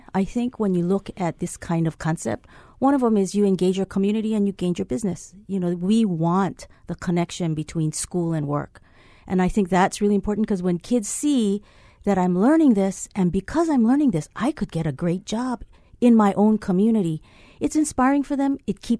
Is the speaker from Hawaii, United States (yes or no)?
yes; Hilo, Hawaii, United States; I'm from Hilo.